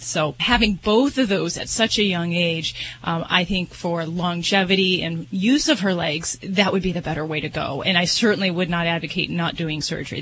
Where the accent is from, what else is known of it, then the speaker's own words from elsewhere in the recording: Las Vegas, Nevada, United States; I'm from Vegas